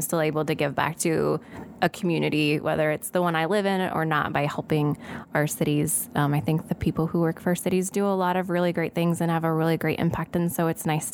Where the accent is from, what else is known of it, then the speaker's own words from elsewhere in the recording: Alden, Iowa, United States; I grew up on a farm just south of Alden, Iowa, which is in Hardin County near Iowa Falls